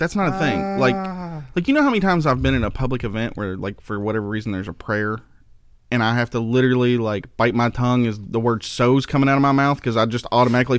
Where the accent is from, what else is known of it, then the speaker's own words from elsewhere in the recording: Ohio, United States; Come on, everybody already knows we're from Ohio.